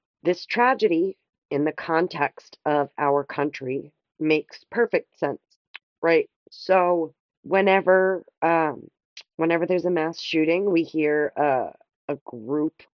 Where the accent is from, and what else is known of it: United States